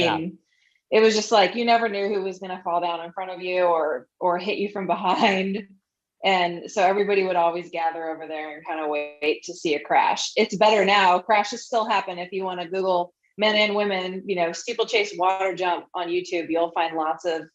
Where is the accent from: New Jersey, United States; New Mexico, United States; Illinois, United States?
Illinois, United States; Springfield; moved away as an adult; also born or lived in Nebraska; now in Kansas City, United States; I'm from Illinois, Springfield, Illinois